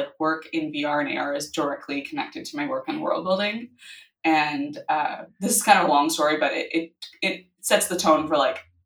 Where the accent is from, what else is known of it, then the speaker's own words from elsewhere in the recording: Vancouver, British Columbia, Canada; moved away as an adult; also born or lived in Los Angeles; I'm from Vancouver